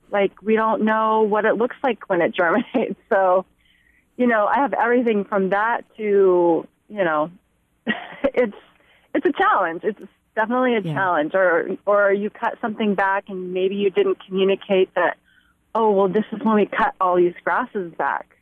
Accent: Santa Clara Valley, California, United States; I grew up in Santa Clara Valley, which was a lot of orchards and little farms

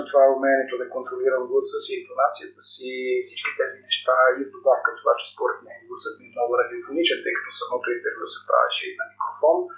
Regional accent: Troyan, Lovech Province, Bulgaria; moved away as an adult; now in Sofia, Bulgaria; че съм от Троян, аз съм всъщност от там

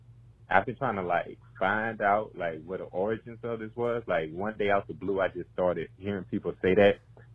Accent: Gonzales, Louisiana, United States; I'm from Gonzales, Louisiana.

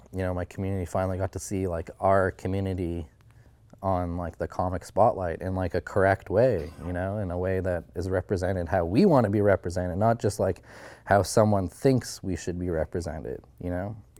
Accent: Haines Junction, Yukon, Canada; my hometown, uh, you could learn Southern Shoshone, um, starting kindergarten.

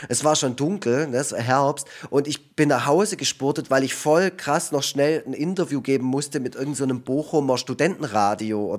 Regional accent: Canada; moved away; einerseits war da da auch mal wieder einen Besuch in Kanada in meiner alten Heimat war da in dem Jahr

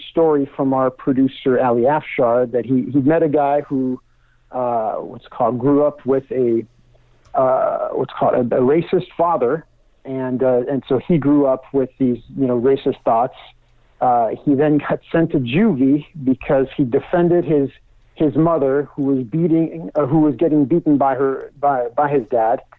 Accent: France; moved away; I'm originally from France

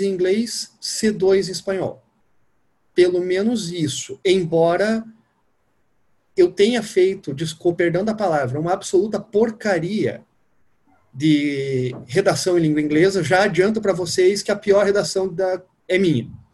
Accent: Curitiba, Paraná, Brazil; moved away as an adult; also born or lived in Rio de Janeiro; now in Brasília, Brazil; Sou nascido em Curitiba, moro em Brasília.

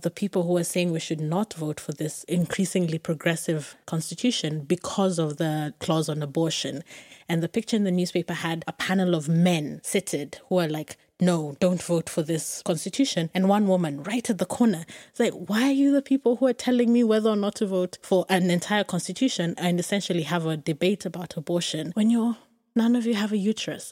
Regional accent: Kenya; I grew up in Kenya

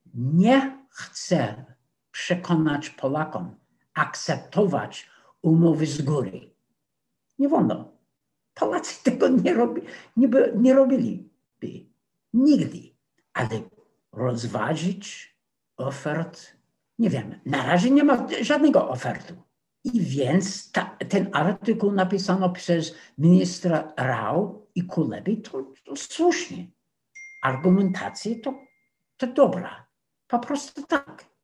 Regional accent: United States; Polish is a second language; moved away; also born or lived in Warsaw; jako Amerykanin

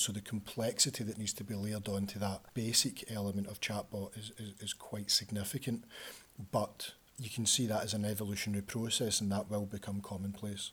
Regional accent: Glasgow, Scotland, United Kingdom; moved away as an adult; now in Leeds, United Kingdom; I'm from Glasgow

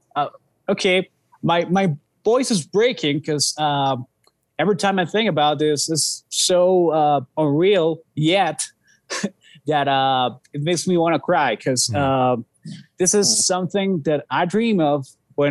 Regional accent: Mexico City, Mexico; we're from Mexico City

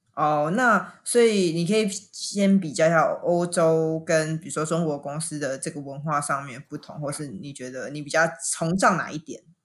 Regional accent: Taiwan; also born or lived in Japan; 我们都台湾人这么辛苦在日本上班

